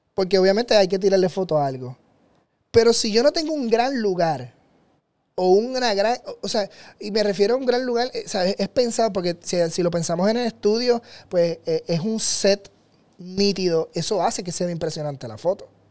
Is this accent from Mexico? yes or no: no; Puerto Rico; en mi tierra, en Puerto Rico